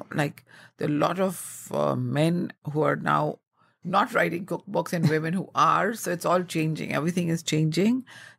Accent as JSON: {"language": "English", "town": "New Delhi", "region": "Delhi", "country": "India", "tie": "born or raised there", "also_born_or_lived": "Rajasthan", "said": "Well, I grew up in North India, in the capital of India called New Delhi. But I went to a boarding school in Rajasthan. And since I'm a Punjabi, we North Indian Punjabis are known for our crazy mad love for food."}